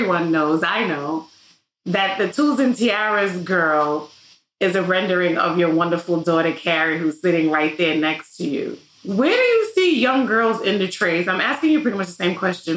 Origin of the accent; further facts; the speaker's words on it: New York City, New York, United States; I grew up in the Bronx